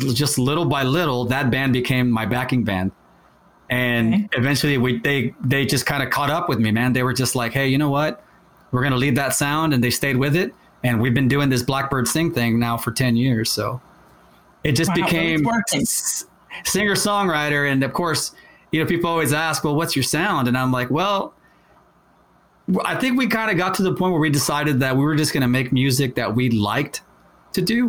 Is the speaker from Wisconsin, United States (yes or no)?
no; San Antonio, Texas, United States; We're from San Antonio, and we all started playing music back like in the early 90s